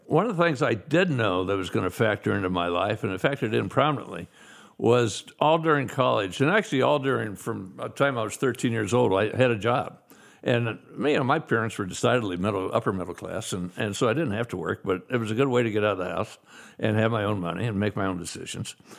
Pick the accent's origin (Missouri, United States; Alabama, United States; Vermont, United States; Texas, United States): Missouri, United States; Kansas City; I was born in Kansas City, Missouri